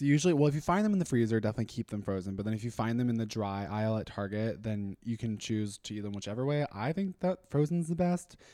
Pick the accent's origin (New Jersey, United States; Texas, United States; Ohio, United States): Texas, United States; Austin; also born or lived in Minnesota; I'm from Austin. So I was raised here. We technically I wasn't born here, so I was originally born in Minnesota, but we moved here whenever I was 5